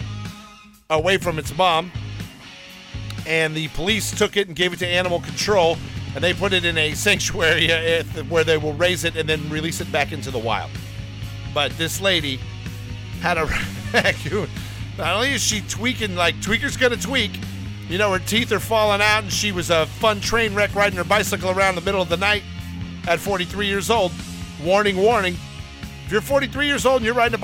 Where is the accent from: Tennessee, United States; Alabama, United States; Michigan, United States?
Alabama, United States; I'm from Alabama